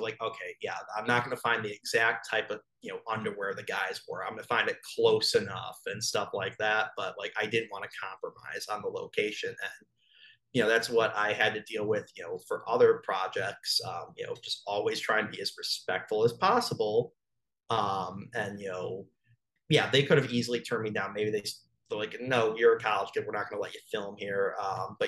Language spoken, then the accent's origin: English; Buffalo, New York, United States; moved away; I'm from Buffalo, New York originally